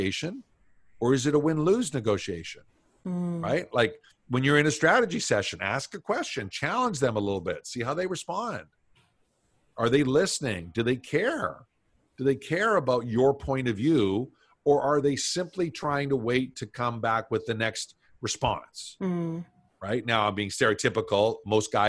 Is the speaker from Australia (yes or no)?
no; Canada; I'm Canadian.